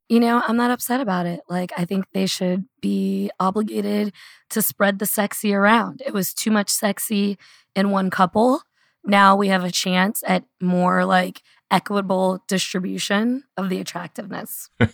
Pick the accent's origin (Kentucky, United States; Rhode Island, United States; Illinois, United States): Kentucky, United States; Louisville; I had a very beautiful book launch party here in Louisville. I think I cemented my hometown hero status.